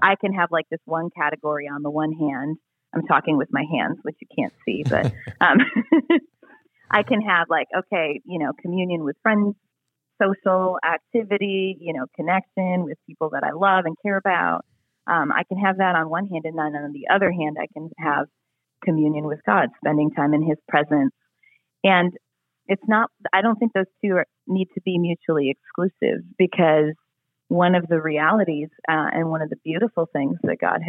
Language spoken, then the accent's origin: English; United States; I am American